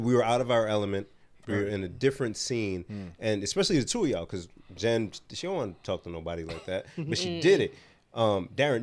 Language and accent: English; Rhode Island, United States; we born and raised in Rhode Island, all three of us.